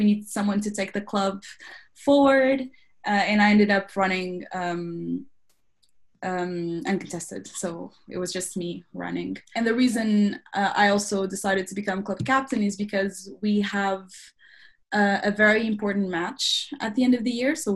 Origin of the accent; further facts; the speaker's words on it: Lisbon, Portugal; moved away as an adult; now in London, United Kingdom; I'm from Lisbon, Portugal